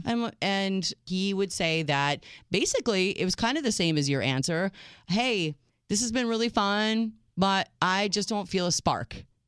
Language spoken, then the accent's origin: English; United States; as an American girl that doesn't speak French